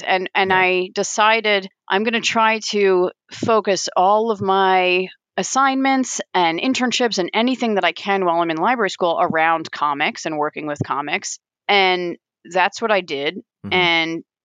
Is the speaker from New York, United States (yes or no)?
yes; Long Island, New York, United States; moved away as an adult; also born or lived in Vermont; now in Columbus, Ohio, United States; I grew up on Long Island